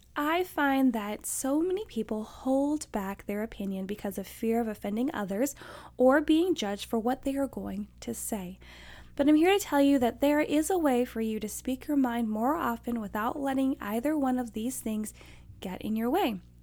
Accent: Alaska, United States; I grew up in Alaska

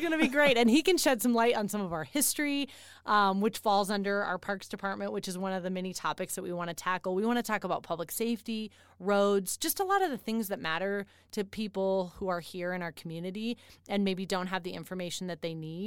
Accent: Denver, Colorado, United States; now in Colorado Springs, United States; I'm from, um, the Denver area

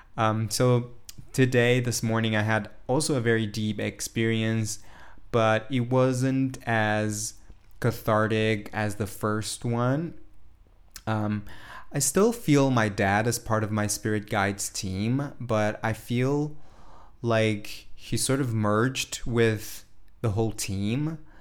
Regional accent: São Paulo, Brazil; Today, I'm in São Paulo, Brazil, my hometown

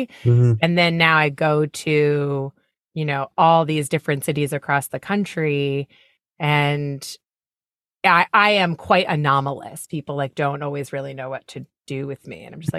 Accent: Warrenton, Virginia, United States; born there; It is, yeah. Oh. I was born in Warrenton, Virginia.

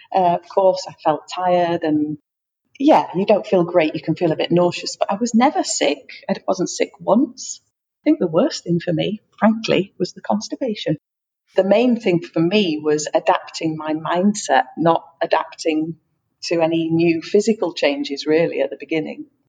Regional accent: England, United Kingdom; moved away as an adult; also born or lived in Brittany, France; now in France; I'm from England, but I live in France with my partner who is French

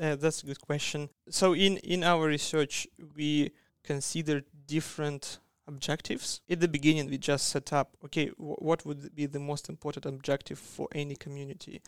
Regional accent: Siberia, Russia; moved away as an adult; also born or lived in Magdeburg, Germany; now in Australia; I'm from Siberia. That's a, a cold place that's in the middle of Russia

